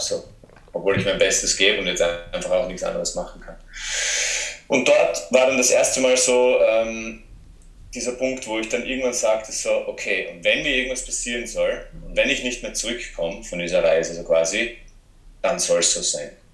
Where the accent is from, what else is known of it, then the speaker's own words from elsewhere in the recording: south-east Austria, Austria; accent: Austrian; also born or lived in Graz / Portugal; ich komme ursprünglich aus einem kleinen Ort im Südosten von, von Österreich und bin dort aufgewachsen